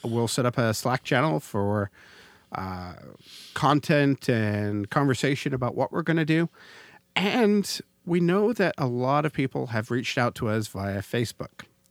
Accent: Canada; we're Canadians. And as a Canadian

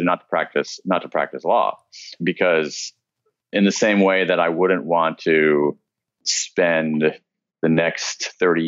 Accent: American Midwest, United States; born or raised there

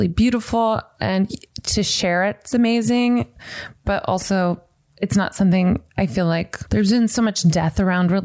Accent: the South, United States; now in Santa Monica, United States; growing up in the South, which was really religious

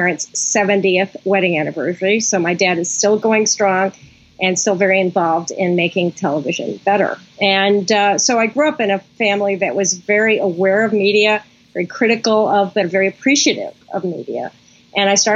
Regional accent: Chicago, Illinois, United States; moved away as an adult; also born or lived in New York; When I was growing up, I grew up in Chicago

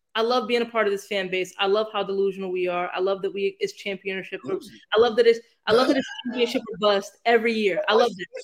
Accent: Northeast Ohio, United States; I come from Northeast Ohio

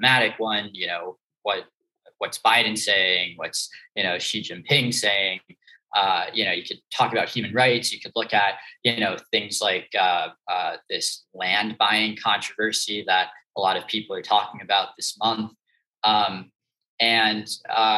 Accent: suburbs of New York City, United States; I grew up in New York, in the suburbs of New York City.

